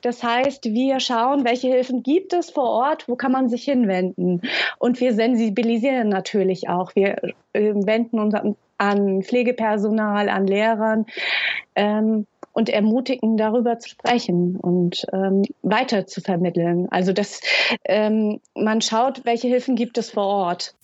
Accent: Hesse, Germany; moved away as an adult; now in Lübeck, Germany; komme ursprünglich aus Hessen und wohne seit sieben Jahren in, in dem schönen Norden

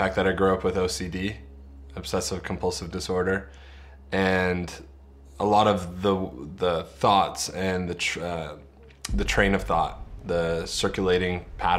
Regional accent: Cobourg, Ontario, Canada; I grew up in Cobourg, Ontario. It has 18,500 people. The half of 1,000 is really important. For everyone in Cobourg, it was a pretty typical Ontario rural small town.

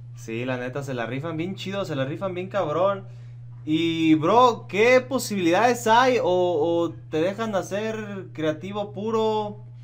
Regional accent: Michoacán, Mexico; yo soy de Michoacán

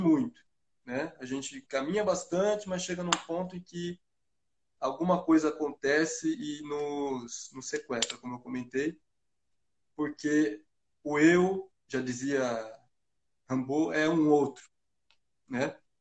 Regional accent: Brazil; eu, como bom brasileiro

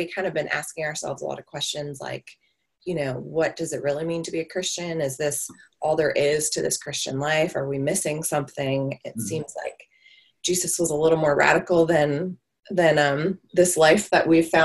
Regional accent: Marietta, Georgia, United States; We lived in Marietta, which is a suburb north of Atlanta, is where we went to high school

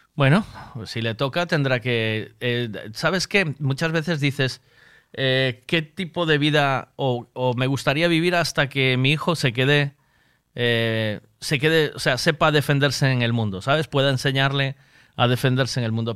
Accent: Tui, Galicia, Spain; moved away; Yo, soy de Tui, me vine para aquí, yo eh, mi vida está en Tui

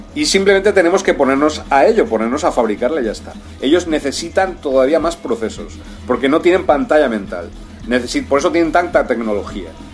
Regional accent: Spain; also born or lived in Brazil; en España, en mi país.

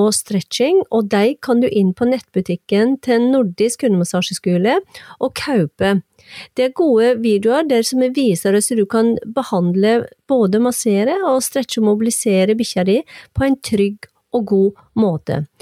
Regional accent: Hirtshals, North Denmark Region, Denmark

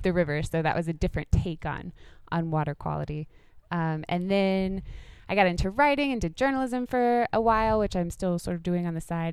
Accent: Laurel Fork, Virginia, United States; I grew up like right above North Carolina, so just up on the plateau

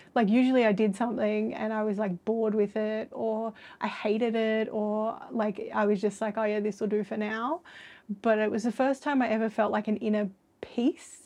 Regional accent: Sydney, New South Wales, Australia; I'm from Sydney and have never been anywhere very cold.

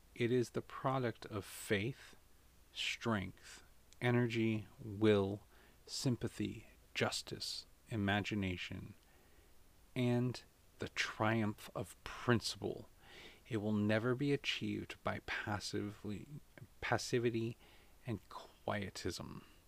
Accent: United States; as an American

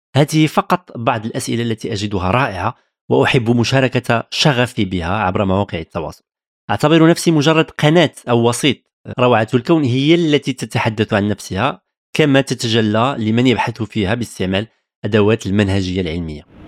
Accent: Tangier, Tanger-Tetouan-Al Hoceima, Morocco; moved away as an adult; now in France; ازددت ونشأت في مدينة طنجة شمال المغرب

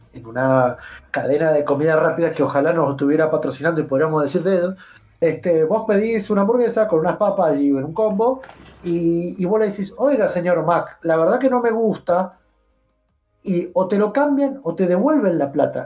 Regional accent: Argentina; nosotros como argentinos

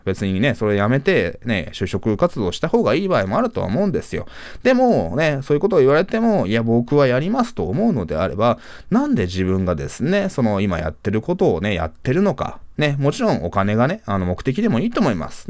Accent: Japan; 僕は日本で生まれ育った日本人だし

